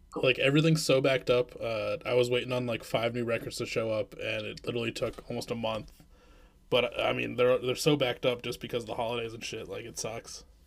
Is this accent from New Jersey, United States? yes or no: no; Iowa, United States; also born or lived in Midwest; now in Minneapolis, United States; I actually am more from Iowa